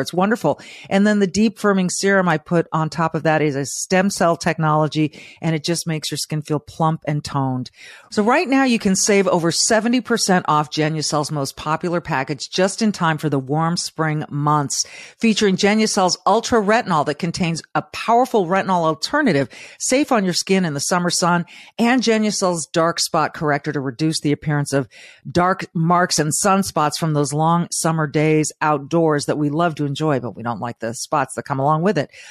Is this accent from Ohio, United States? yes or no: no; Manhattan Beach, California, United States; I grew up in Manhattan Beach, Southern California